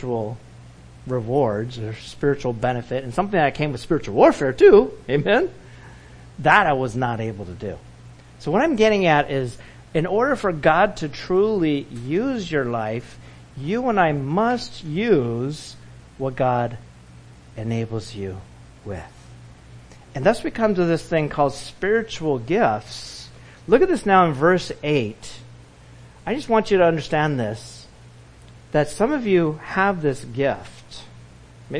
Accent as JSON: {"language": "English", "area": "Orange County", "region": "California", "country": "United States", "tie": "born or raised there", "said": "growing up in Orange County, California"}